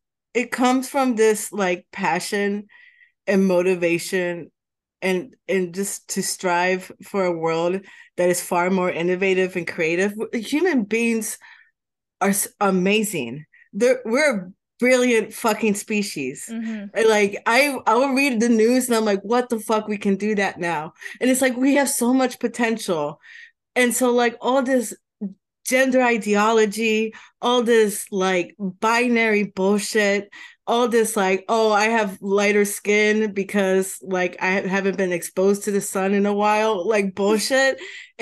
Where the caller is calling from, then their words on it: Washington, District of Columbia, United States; Washington DC, Trinidad area is a great area. I've been living here for like 9 months